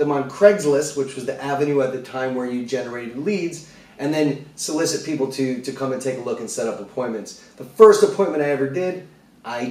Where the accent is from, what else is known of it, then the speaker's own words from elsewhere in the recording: Connecticut, United States; I'm from Connecticut. So I was born and raised there